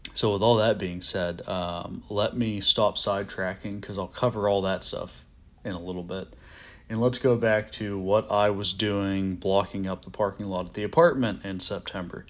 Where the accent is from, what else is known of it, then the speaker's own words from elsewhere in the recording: Pittsburgh, Pennsylvania, United States; I'm from Pittsburgh